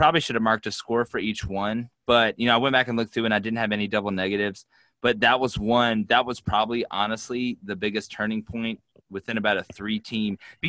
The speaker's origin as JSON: {"language": "English", "town": "Auburn", "country": "United States", "tie": "born there", "said": "I'm in Auburn, man. I was born in Auburn."}